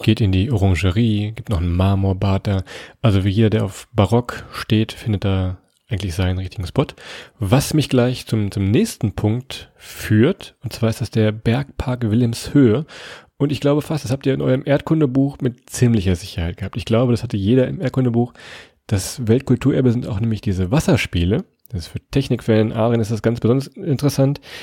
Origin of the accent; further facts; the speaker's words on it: near Kassel, Hesse, Germany; Wir kommen aus der Nähe von Kassel